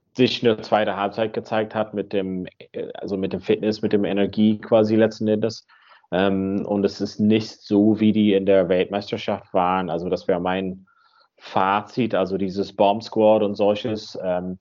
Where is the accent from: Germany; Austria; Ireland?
Ireland; Donegal, Ulster; moved away; In Donegal, da wo ich herkomme, am Nordwesten